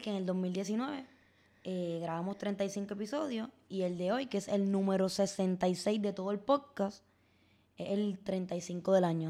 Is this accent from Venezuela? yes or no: no; Puerto Rico; las oportunidades eh, existentes en nuestro país